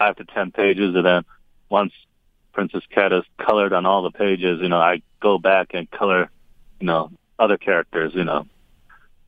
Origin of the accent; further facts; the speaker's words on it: Japan; I was born and raised in Japan.